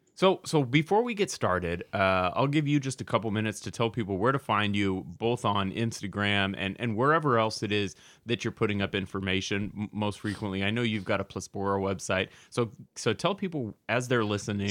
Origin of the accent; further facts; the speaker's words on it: Portland, Oregon, United States; Portland, Oregon, which is my hometown